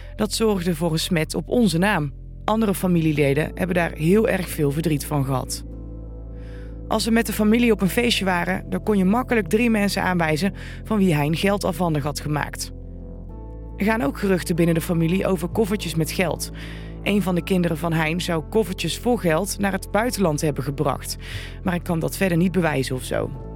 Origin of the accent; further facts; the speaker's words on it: Vught, North Brabant, Netherlands; We komen allemaal uit Vught en veel van ons zijn jurist of advocaat